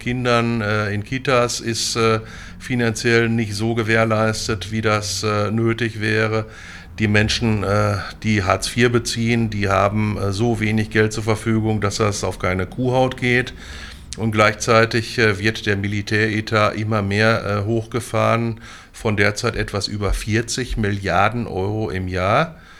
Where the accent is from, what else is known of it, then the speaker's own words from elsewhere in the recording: Münster, North Rhine-Westphalia, Germany; moved away as an adult; now in Bochum, Germany; bin 1963 geboren, im Münsterland äh, oder im Münster groß geworden. Bin dann 1984 zum Studium äh, nach Bochum an die Ruhr-Uni gekommen